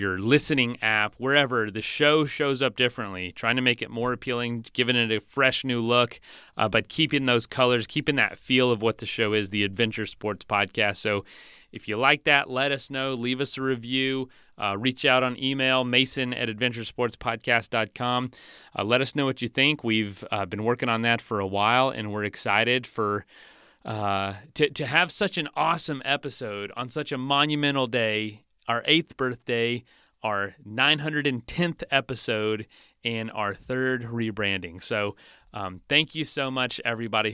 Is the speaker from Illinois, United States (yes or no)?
no; Florida, United States; I'm from Florida